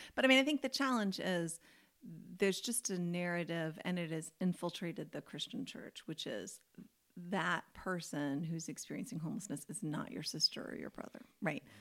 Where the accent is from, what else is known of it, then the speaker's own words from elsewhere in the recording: United States; as an American